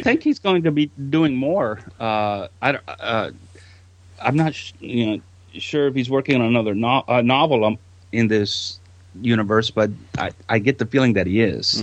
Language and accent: English; Texas, United States; I'm from Texas, and there's a small little town uh, not too far from Houston called LaGrange